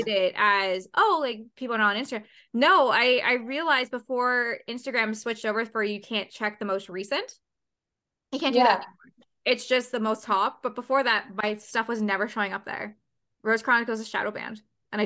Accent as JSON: {"language": "English", "country": "Canada", "said": "we're both Canadian"}